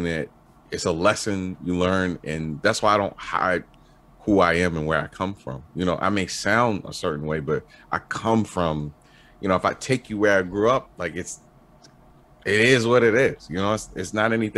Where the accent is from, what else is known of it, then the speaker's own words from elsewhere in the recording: Baltimore, Maryland, United States; I'm from Baltimore, I grew up with a lot of people